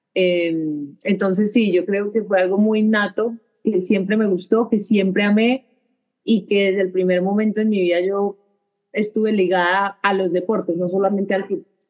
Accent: Medellín, Antioquia, Colombia; moved away as an adult; also born or lived in Seville, Spain; somos los dos de Medellín

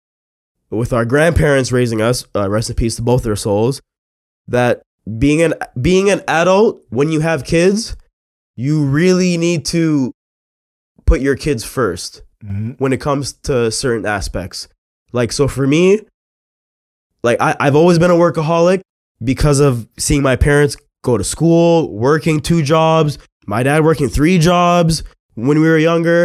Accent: Mississauga, Ontario, Canada; I grew up in Mississauga

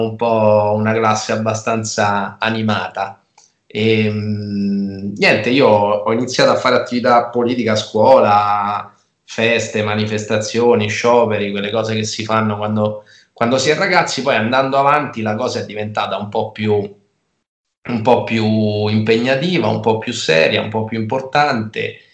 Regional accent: Rieti, Lazio, Italy; also born or lived in Perugia; Io sono nato a Rieti, eh, ho, studiato, ho, studiato, a Rieti, ho fatto tutte le scuole, tutte le scuole a Rieti

